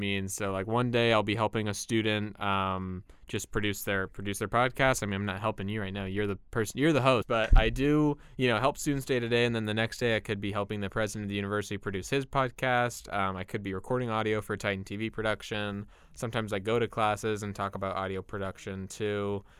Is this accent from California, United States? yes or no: yes; Fullerton, California, United States; In Fullerton.